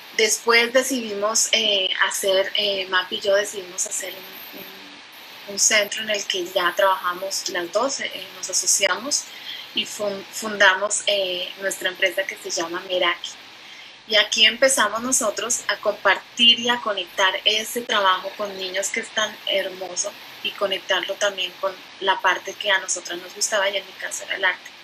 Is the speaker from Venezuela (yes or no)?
no; Colombia; moved away as an adult; soy colombiana, llevo más o menos 20 años viviendo aquí